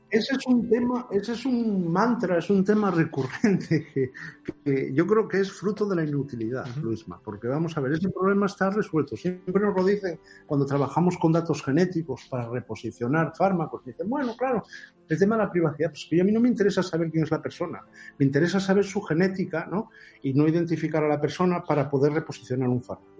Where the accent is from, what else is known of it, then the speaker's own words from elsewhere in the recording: Oviedo, Asturias, Spain; nací en Oviedo el 29 de mayo de 1961